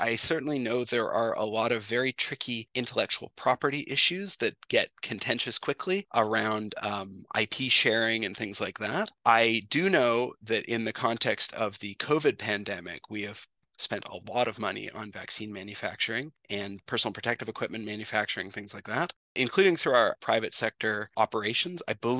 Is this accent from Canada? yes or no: yes; Western Canada, Canada; I mean, I'm from Western Canada. I've been working to learn French for a long time.